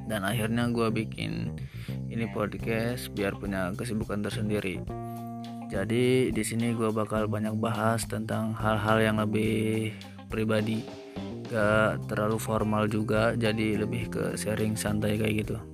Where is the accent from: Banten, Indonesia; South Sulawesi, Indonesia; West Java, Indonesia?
Banten, Indonesia; Pandeglang; born there; Gue lahir di Paneglang, 18 Januari 1999.